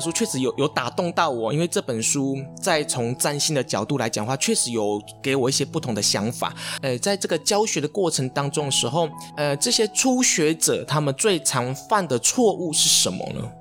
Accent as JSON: {"language": "Chinese", "country": "Taiwan", "said": "我们东方人，甚至我们台湾人"}